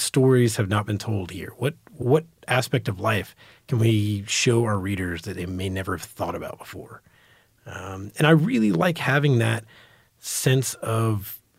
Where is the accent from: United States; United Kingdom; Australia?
United States; New York; born there; now in Texas, United States; I was born in New York, my family's from New York.